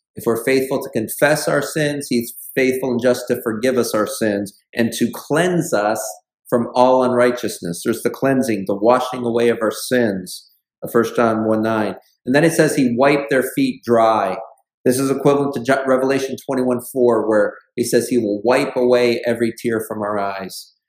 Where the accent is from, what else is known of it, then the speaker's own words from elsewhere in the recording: Buffalo, New York, United States; moved away; when I go back home up into the Buffalo area